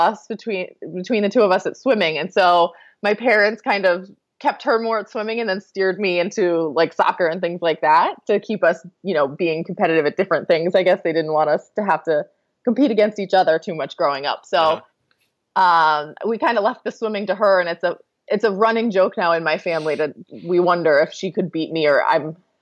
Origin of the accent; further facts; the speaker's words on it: Annapolis, Maryland, United States; moved away as an adult; now in Charlottesville, United States; I grew up outside of Annapolis, Maryland